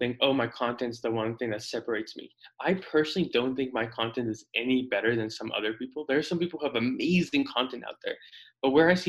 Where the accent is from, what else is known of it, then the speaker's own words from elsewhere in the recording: South Africa; also born or lived in Houston, United States; now in Phoenix, United States; So originally I was born in South Africa. My ancestors been there for tens of thousands of years, a couple hundred years. But in 07, December of 07, my family immigrated to the States, lived in Houston for a couple of years